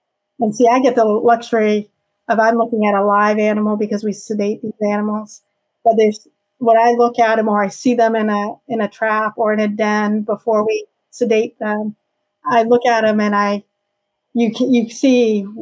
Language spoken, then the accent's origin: English; Maine, United States; So I'm a Mainer. I grew up here in Maine.